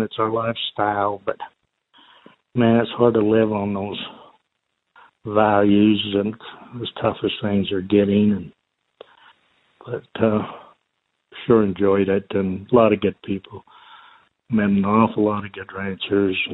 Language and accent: English; United States; growing up in Sevier County